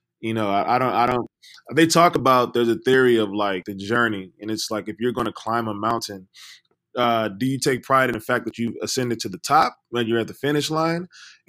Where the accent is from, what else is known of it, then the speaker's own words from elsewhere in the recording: Los Angeles, California, United States; We're young, Black, like you said in the beginning, from South Central. I'm from Watts.